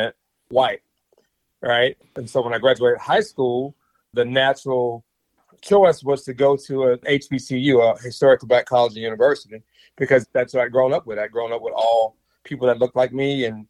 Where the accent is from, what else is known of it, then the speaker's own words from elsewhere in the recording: Mississippi, United States; moved away as an adult; I grew up in Mississippi in the late 70s, all of the 80s and in the early 90s.